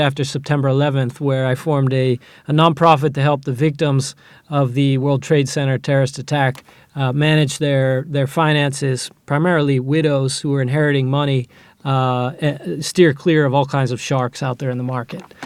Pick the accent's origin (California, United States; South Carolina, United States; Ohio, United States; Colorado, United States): Ohio, United States; moved away as an adult; now in Israel; I grew up in Ohio in a small town